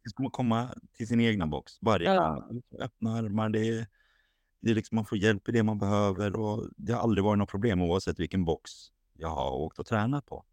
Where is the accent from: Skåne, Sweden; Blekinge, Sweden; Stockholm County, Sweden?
Stockholm County, Sweden; Haninge; now in Sundbyberg, Sweden; född och uppvuxen i Stockholm, i Haninge